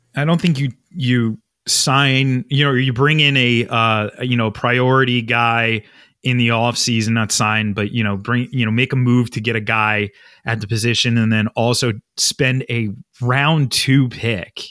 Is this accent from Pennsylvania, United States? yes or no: yes; Philadelphia, Pennsylvania, United States; as a Philadelphian